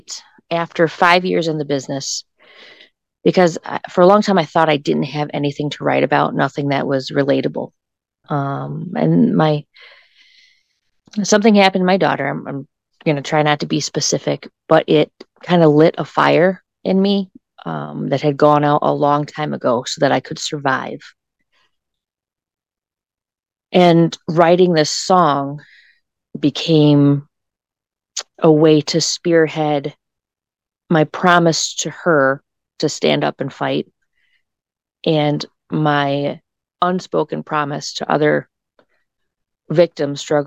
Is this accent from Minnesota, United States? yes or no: no; between Perrysburg and Whitehouse, Northwest Ohio, United States; I'm actually from this area. I grew up in Northwest Ohio, between Perrysburg and White House